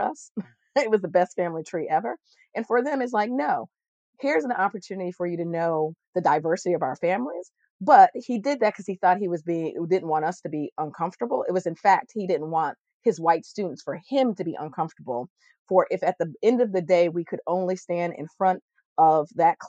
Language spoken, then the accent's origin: English; Connecticut, United States; we grew up in Connecticut